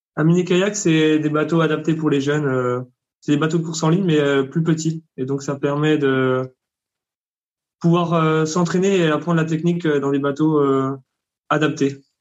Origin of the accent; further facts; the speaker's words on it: Bourgogne-Franche-Comté, France; moved away as an adult; also born or lived in South Africa / Hungary; Je suis de Franche-Comté